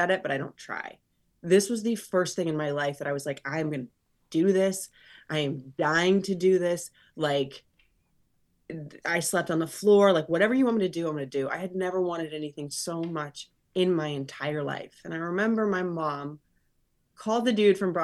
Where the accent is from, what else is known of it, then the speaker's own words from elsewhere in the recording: Florida, United States; I grew up in Florida